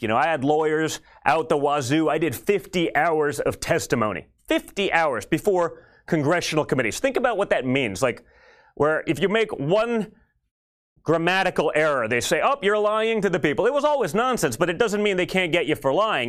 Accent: New York City, New York, United States; I grew up in New York City

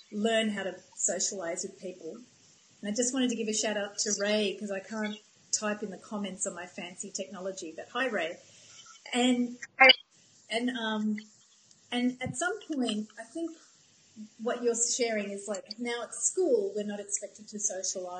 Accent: Australia; moved away as an adult; also born or lived in United States; I'm from Australia, but when I lived in America

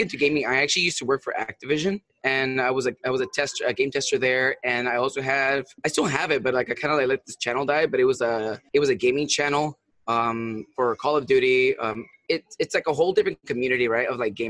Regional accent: San Luis Obispo, California, United States; I'm originally from California. Um, I'm actually from a town called San Luis Obispo

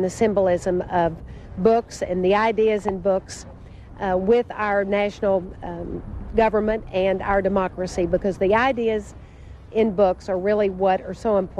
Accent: the South, United States; accent: Southern; somebody told me they could tell I was from the South because I said you can get your picture made with Clifford the Big Red Dog.

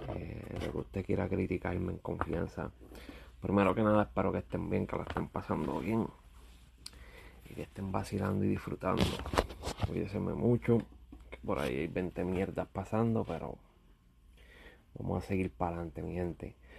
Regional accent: Puerto Rico; now in United States; soy boricua

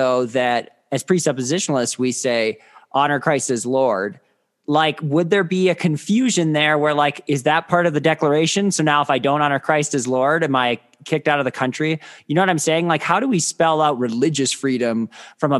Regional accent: Midwest, United States; where I grew up in the Midwest

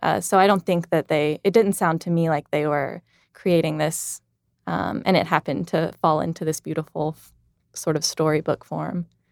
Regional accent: Tuscaloosa, Alabama, United States; I'm from Tuscaloosa

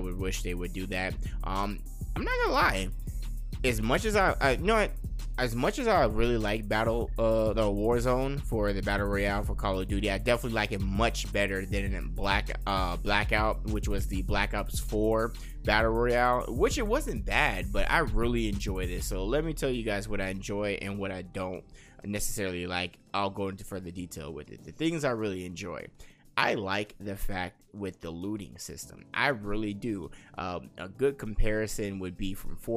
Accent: Las Vegas, Nevada, United States; I am born and raised in Las Vegas, and I am living here

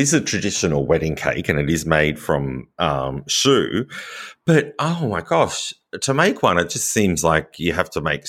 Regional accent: Australia; now in France; as an Australian, it's often a difficult thing because we have warmer weather.

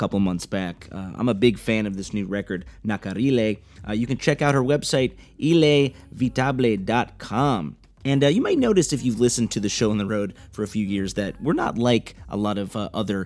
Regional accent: Chicago, Illinois, United States; my hometown, Chicago

